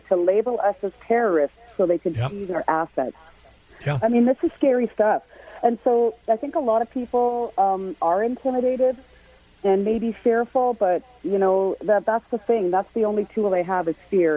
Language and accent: English; Canada; Canada was a very dark place. There was there were there were so many suicides in my hometown